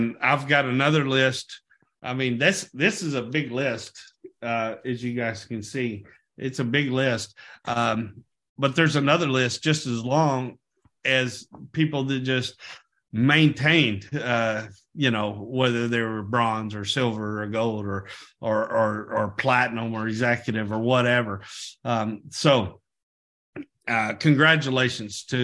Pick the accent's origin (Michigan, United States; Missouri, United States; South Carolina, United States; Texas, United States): Texas, United States; I was born in Texas myself.